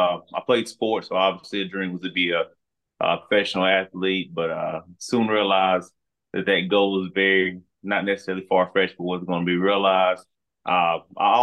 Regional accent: Mount Holly, North Carolina, United States; also born or lived in Durham, North Carolina; I grew up in even a smaller town by the name of Mount Holly, North Carolina

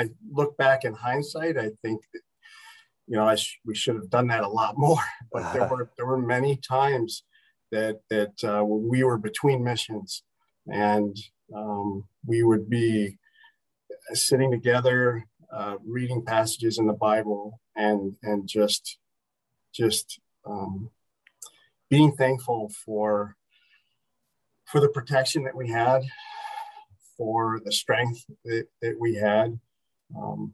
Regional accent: Houghton, United States; I grew up in Houghton here

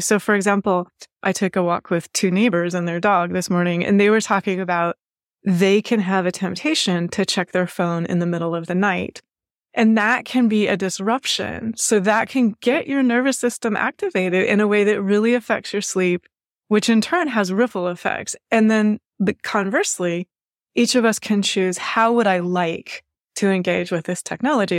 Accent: Washington, United States; now in Baltimore, United States; I grew up in Washington State and I grew up surrounded by nature

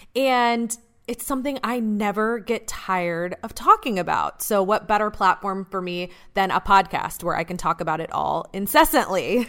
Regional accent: Atlanta, Georgia, United States; I grew up in Atlanta

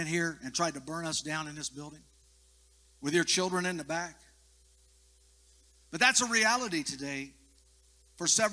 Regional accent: United States; I am in the natural by birth an American, a citizen of the United States.

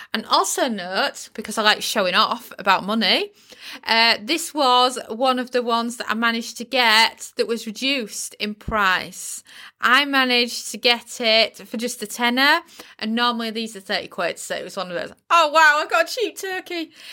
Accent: United Kingdom; in the U K, we use the word turkey crown

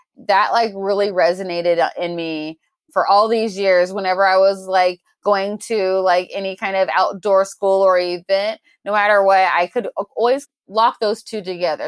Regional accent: Portland, Oregon, United States; born and raised in Portland, Oregon, the Pacific Northwest

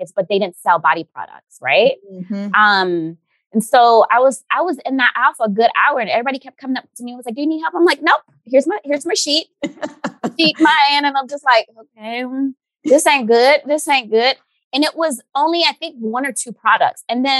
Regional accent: Haiti; I know when I grew up in Haiti, they used to make fun

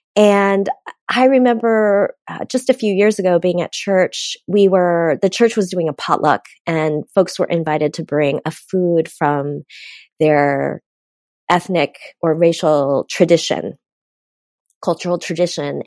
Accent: United States; I am Korean American and grew up in an immigrant home

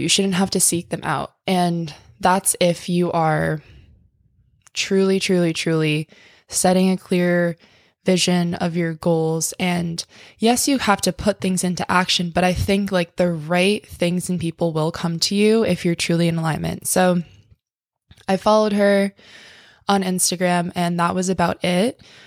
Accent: tiny town on the East Coast, United States; moved away; my hometown

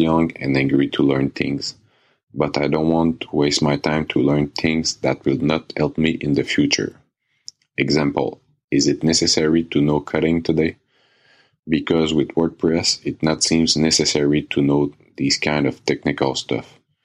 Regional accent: Canada; English is a second language; I'm from Canada.

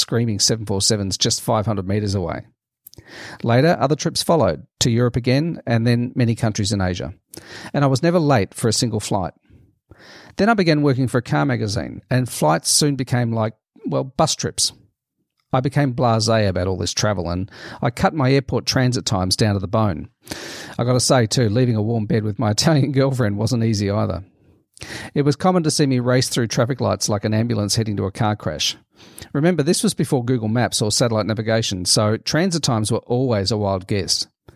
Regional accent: Melbourne, Victoria, Australia; my hometown of Melbourne, in Australia

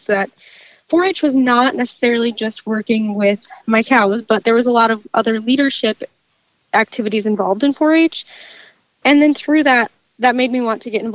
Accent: Larchwood, Iowa, United States; I grew up just outside of Larchwood on a family farm

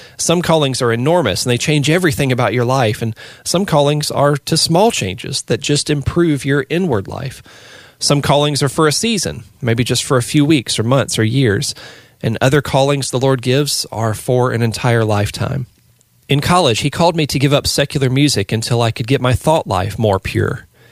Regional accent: the Bible Belt, United States; growing up in the Bible Belt in the eighties

